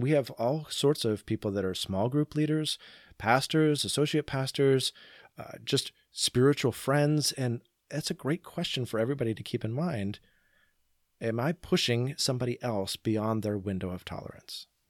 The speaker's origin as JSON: {"language": "English", "town": "Portland", "region": "Oregon", "country": "United States", "tie": "born or raised there", "also_born_or_lived": "Boring, Oregon", "said": "I grew up in and around the Portland area."}